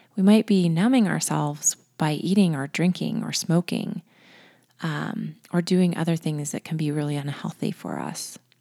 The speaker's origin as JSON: {"language": "English", "region": "Colorado", "country": "United States", "said": "I'm from Colorado"}